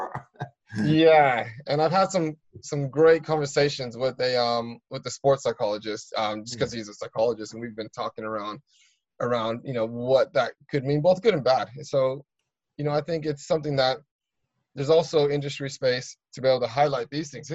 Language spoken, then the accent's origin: English; United States; now in United Kingdom; I'm American